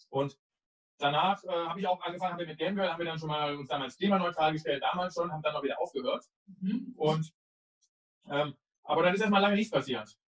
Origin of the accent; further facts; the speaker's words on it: Cologne, North Rhine-Westphalia, Germany; Ich bin damals, glaube ich, in meinem Skateboard, BMX-Rad oder sonst irgendwas, nicht in Köln, wo ich herkomme, am Ring an einem, diesem Zeitungs, äh, diese Aufsteller, wo man die umsonst rausnehmen kann, bin ich vorbeigefahren.